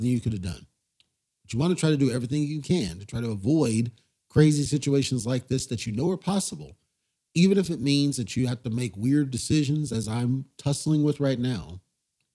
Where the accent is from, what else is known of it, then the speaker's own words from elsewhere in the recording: United States; now in Nevada, United States; As an American citizen